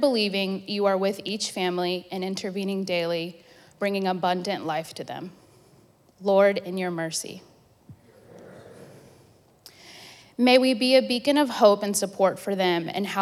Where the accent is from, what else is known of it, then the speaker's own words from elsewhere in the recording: Venezuela; now in United States; I am from Venezuela